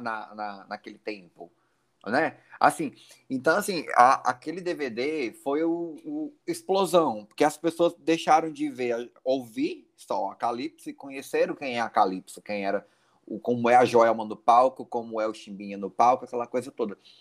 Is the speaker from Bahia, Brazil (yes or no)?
no; Teresina, Piauí, Brazil; nós somos de Teresina, Piauí